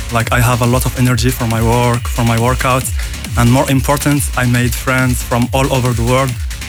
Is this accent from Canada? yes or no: no; United Arab Emirates; now in France; So originally, I am from Emirates. So now I live and work in France.